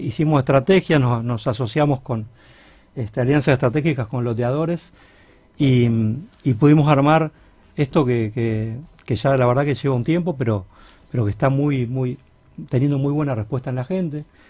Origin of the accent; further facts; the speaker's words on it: Rosario, Santa Fe, Argentina; somos rosarinos